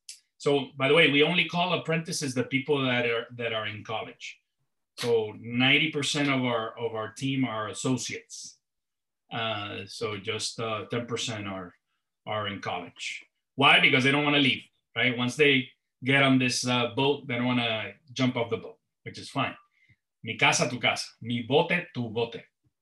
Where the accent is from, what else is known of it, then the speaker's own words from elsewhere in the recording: Puerto Rico; And then Ernesto, who's in Puerto Rico, my hometown, he will introduce himself.